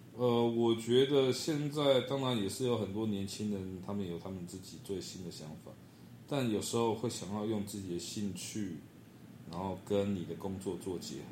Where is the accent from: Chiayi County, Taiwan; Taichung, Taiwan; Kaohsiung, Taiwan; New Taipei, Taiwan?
New Taipei, Taiwan; Banqiao; 我是来自台北板桥的